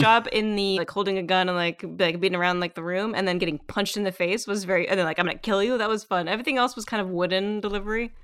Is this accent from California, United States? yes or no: yes; Southern California, United States; I grew up in Southern California